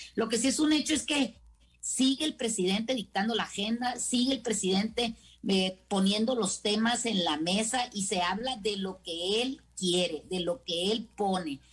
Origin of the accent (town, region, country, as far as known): Mexico